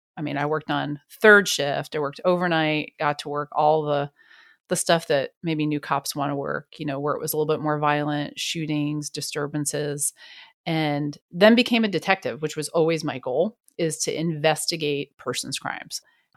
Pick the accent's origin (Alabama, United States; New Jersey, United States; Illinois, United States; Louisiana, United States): New Jersey, United States; also born or lived in New York; now in Wichita, United States; I was born in the Bronx and raised in New Jersey. Oh, wow. So at about first grade, my parents are hardcore New Yorkers, lots of family in New York. We moved to New Jersey, but I was always in New York